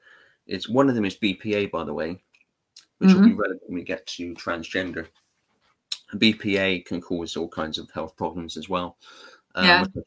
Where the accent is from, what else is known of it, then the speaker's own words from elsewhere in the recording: England, United Kingdom; I'm English